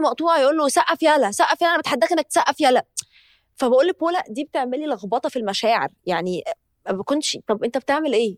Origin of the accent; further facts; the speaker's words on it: Egypt; إحنا عندنا في مصر